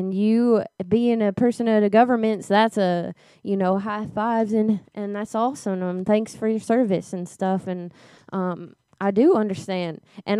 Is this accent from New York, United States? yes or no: no; Louisiana, United States; Yeah, originally from Louisiana.